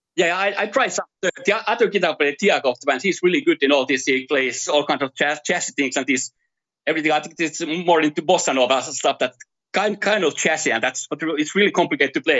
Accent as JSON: {"language": "English", "country": "Finland", "tie": "born or raised there", "moved": "as an adult", "lives_now": "Brazil", "said": "I'm from Finland. So I first first thirty years of my life I spent in Finland"}